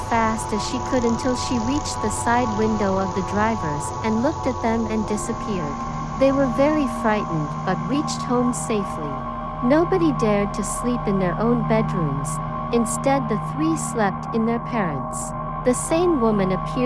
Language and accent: English; Thailand; I'm basically from Thailand